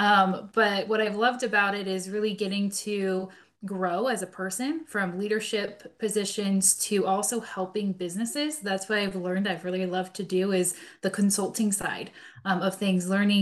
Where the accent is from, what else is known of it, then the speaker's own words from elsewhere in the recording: Seattle, Washington, United States; I grew up in Seattle and went to college